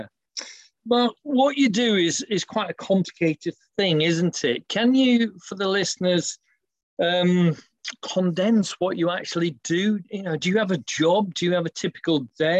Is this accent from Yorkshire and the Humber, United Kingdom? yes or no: yes; Yorkshire and the Humber, United Kingdom; I am from Yorkshire. I started walking in Nidderdale and the North Yorkshire Moors